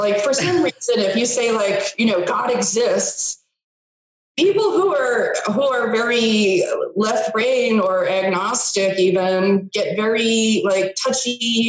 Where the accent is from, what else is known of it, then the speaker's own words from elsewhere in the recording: New England, United States; also born or lived in Los Angeles; I grew up in New England and I went to Boston University for my undergrad in broadcasting and film. And then I was out in LA, came back to New England, and went to Harvard